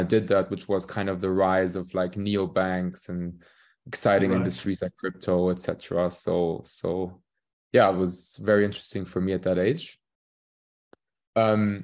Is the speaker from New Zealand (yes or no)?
no; Königstein, Hesse, Germany; moved away as an adult; also born or lived in Warwick, United Kingdom / London, United Kingdom; I'm from the place called Königstein, just outside of Frankfurt. So I grew up here.